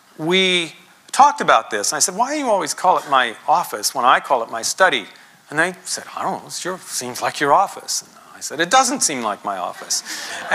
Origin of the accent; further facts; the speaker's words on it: United States; being American